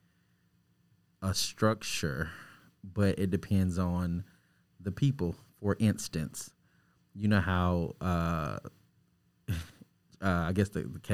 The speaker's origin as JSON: {"language": "English", "region": "Arkansas", "country": "United States", "said": "I am a filmmaker from Arkansas"}